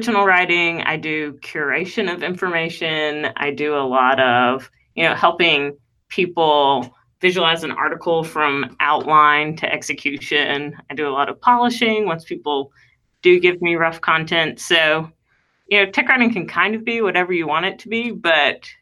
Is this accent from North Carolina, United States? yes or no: yes; North Carolina, United States; accent: redneck; also born or lived in California / New Orleans; now in New York, United States; I am, as you can probably tell from my redneck accent, from North Carolina originally